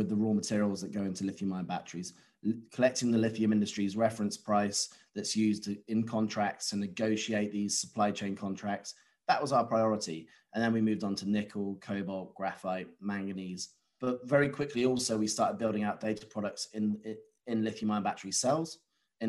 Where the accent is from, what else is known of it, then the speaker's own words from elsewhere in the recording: United Kingdom; being a British national